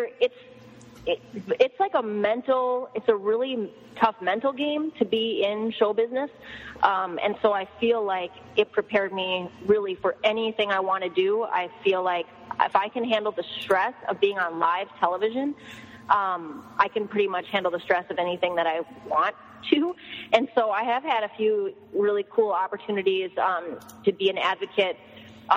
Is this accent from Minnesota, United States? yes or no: yes; Minnesota, United States; I'm from Minnesota